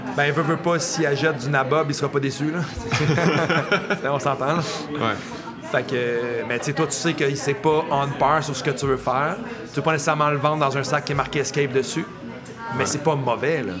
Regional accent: Montreal, Quebec, Canada; Marc et moi, on vient de la région de Montréal.

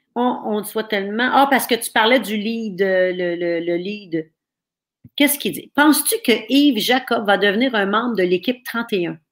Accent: Thetford Mines, Quebec, Canada; moved away; je viens de Tetford Mines, Black Lake, puis ma famille là-bas m'écoute

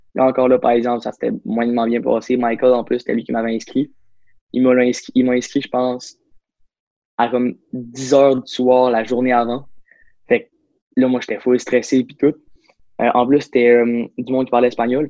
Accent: Saguenay, Quebec, Canada; je viens du Saguenay, je suis né là-bas, puis je encore là-bas

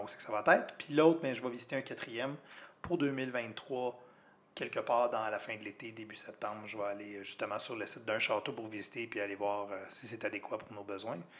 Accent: Quebec, Canada; je suis arrivé en tant que Québécois

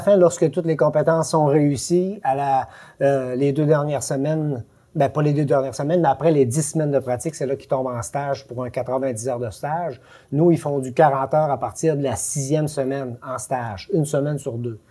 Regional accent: Quebec, Canada; je viens du Lac-Saint-Jean

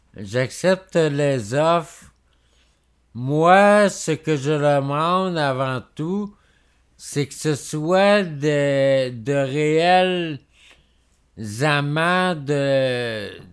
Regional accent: Quebec, Canada; on est québécois

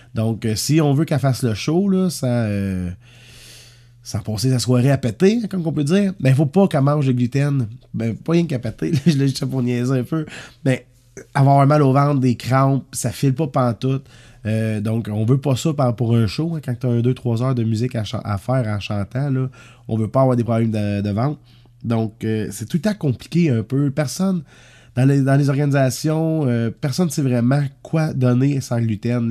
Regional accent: Saint-Léonard-d'Aston, Quebec, Canada; Pas trop, trop loin de mon petit village natal, ça. Moi, je suis né à Saint-Léonard-d'Aston

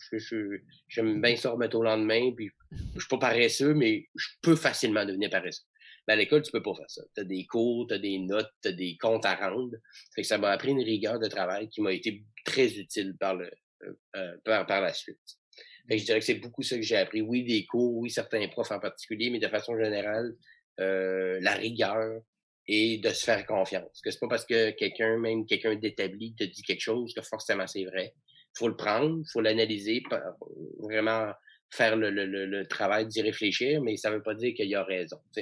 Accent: Chicoutimi, Quebec, Canada; je viens de, de Chicoutimi, donc j'étais au cégep de Jonquière en théâtre

